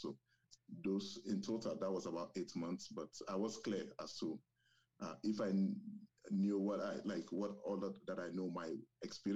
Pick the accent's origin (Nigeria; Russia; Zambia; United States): Nigeria; southwestern Nigeria; first language Yoruba; English is a second language; moved away as an adult; now in Canada; I also speak my native language, which is Yoruba. We are from southwestern Nigeria.